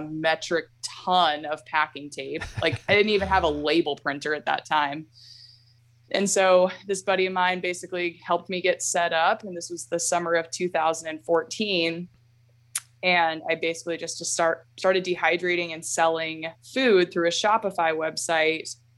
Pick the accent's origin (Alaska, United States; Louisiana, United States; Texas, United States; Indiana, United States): Alaska, United States; I was born and raised here in Alaska